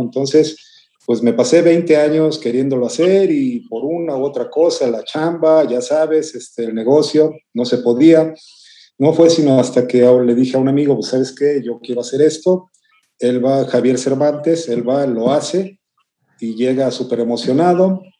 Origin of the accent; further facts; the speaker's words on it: Mexico; como buen mexicano, llevaba hasta el molcajete